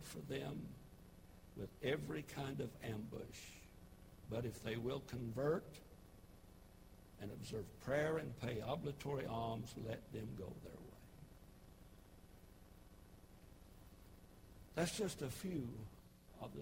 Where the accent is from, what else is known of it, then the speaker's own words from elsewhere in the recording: United States; I'm an American. I'm thankful that I'm American through and through